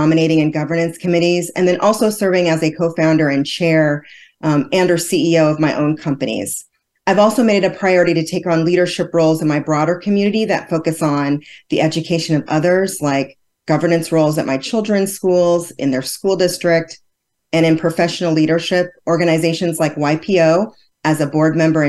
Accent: Anchorage, Alaska, United States; I was raised in Anchorage, Alaska

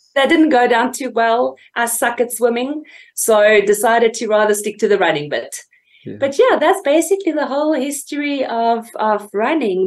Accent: Fort Beaufort, Eastern Cape, South Africa; it literally started in a small little town called Fort Beaufort in the Eastern Cape, uh, where I was raised.

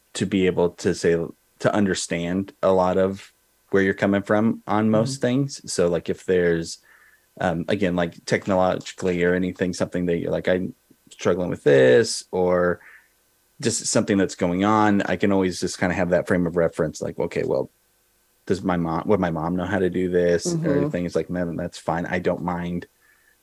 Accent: Oregon, United States; also born or lived in Boise, Idaho; So I grew up in Oregon

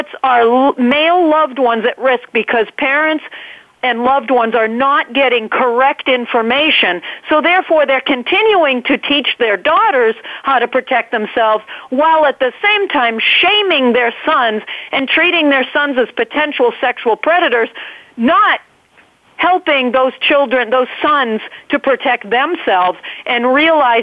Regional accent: New England, United States; accent: New England; you hear my New England accent there

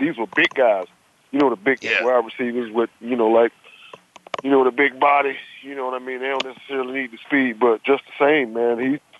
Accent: St. Petersburg, Florida, United States; He's from my hometown

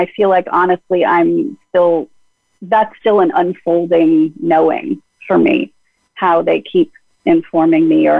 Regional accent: Los Angeles, California, United States; when I was a little girl, I grew up in the Fairfax District of Los Angeles

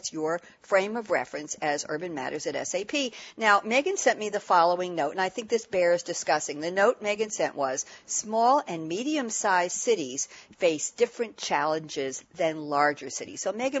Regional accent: New York City, New York, United States; now in Long Island, United States; Being a New Yorker, native New Yorker

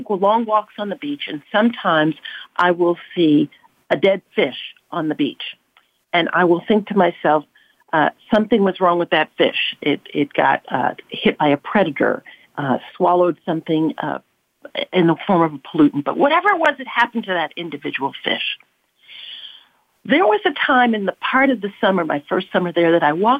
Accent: New York, United States; I live where I grew up in the South Bronx

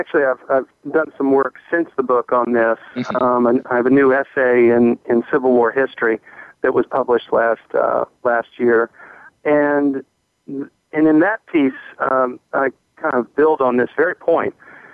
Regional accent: Alexandria, Virginia, United States; Alexandria, Virginia, as one, where I am right now. In fact, my hometown is Alexandria. We're both in our hometowns, as I understand it.

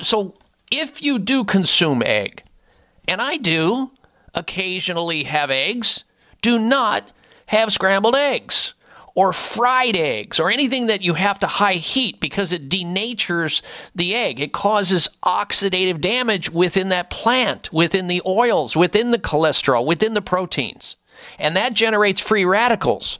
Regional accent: Midwest, United States; also born or lived in Denver, Colorado; growing up in the Midwest

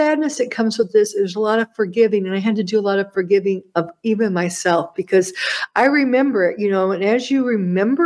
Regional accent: United States; As an American

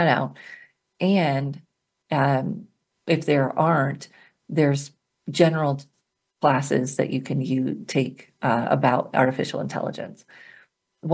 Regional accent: Colorado, United States; my home state, Colorado

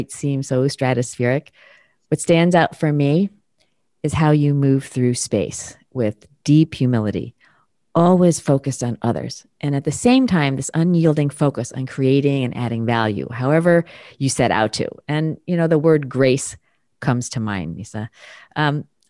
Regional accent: United States; I was born in the States and proud to be American

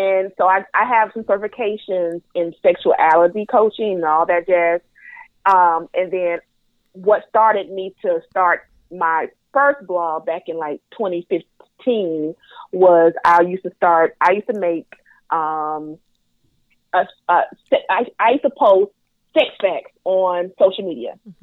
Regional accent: North Carolina, United States; accent: Southern twang; I am from the South. I am a Southern Belle. I am from North Carolina

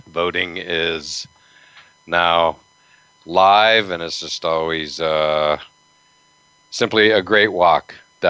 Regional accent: Western Pennsylvania, United States; I grew up in Western Pennsylvania

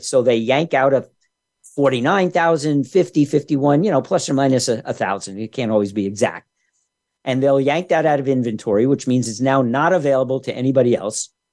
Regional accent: New York, United States; When I was growing up in New York back in the '60s

